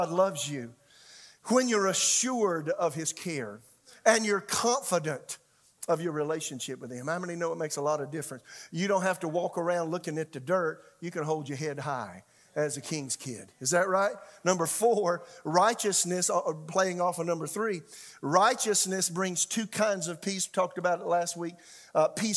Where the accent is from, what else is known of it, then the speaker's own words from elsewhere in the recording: South Carolina, United States; became a pastor, associate pastor of a church in my hometown